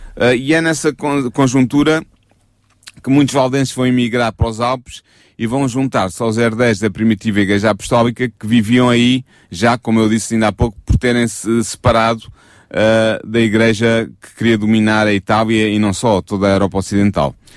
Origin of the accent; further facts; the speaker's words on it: Portugal; nós como portugueses